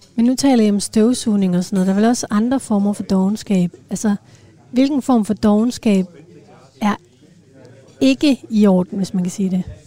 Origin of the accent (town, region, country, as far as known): Denmark